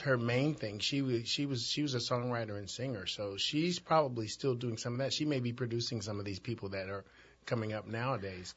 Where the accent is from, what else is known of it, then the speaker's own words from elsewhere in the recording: Chicago, Illinois, United States; I grew up in Chicago, Chicago's inner city